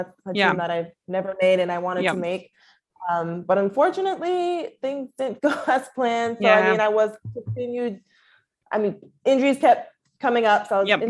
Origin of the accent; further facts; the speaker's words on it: Ottawa, Ontario, Canada; now in Portland, United States; I am from Ottawa, Canada, but currently reside in Portland, Oregon.